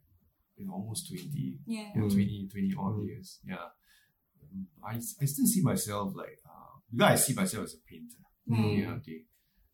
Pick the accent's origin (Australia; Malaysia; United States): Malaysia; moved away as an adult; now in Singapore; growing up in Malaysia, because my childhood till my teens, I was in like Malaysia until when I was like a young adult, then I moved to Singapore.